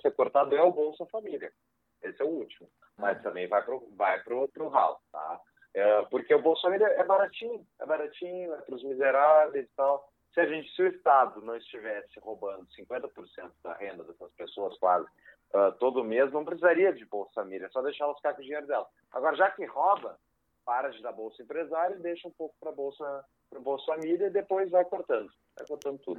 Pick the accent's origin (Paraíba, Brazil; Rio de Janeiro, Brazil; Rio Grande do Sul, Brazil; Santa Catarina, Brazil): Rio Grande do Sul, Brazil; Porto Alegre; sou natural de Porto Alegre, cresci aqui nessa cidade